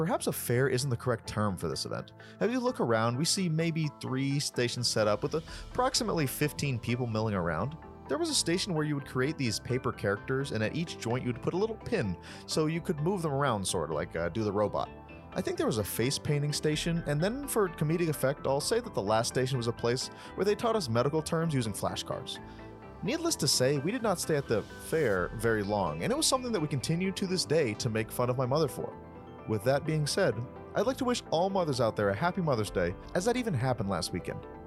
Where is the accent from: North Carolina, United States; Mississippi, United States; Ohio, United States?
North Carolina, United States; Raleigh; I am from Raleigh, North Carolina